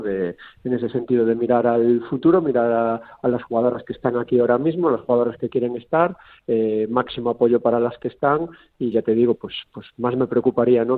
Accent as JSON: {"language": "Spanish", "region": "Galicia", "country": "Spain", "said": "como gallego que soy"}